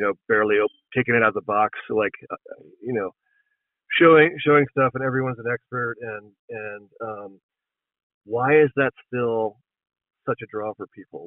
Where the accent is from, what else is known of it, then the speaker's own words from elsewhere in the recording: East Coast, United States; moved away as an adult; now in Montana, United States; I grew up on the East Coast um, and moved out west when I was, when I was 19. Um, and I've been living in Montana continuously since 1997